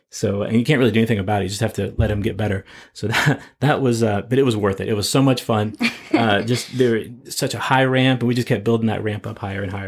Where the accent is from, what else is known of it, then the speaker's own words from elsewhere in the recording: West Virginia, United States; now in Kansas City, United States; So speaking of sledding, here in the Midwest, we're from West Virginia, this toboggan is what we put on our heads. But I find out when we move to Kansas City, a toboggan is a sled.